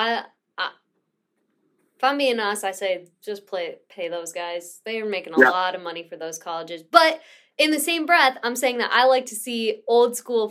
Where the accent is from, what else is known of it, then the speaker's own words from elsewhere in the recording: Midwest, United States; I'm from the Midwest